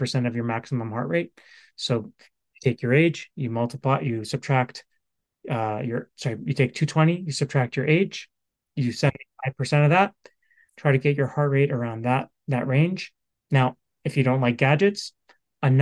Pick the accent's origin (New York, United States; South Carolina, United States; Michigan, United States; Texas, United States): New York, United States; I'm from New York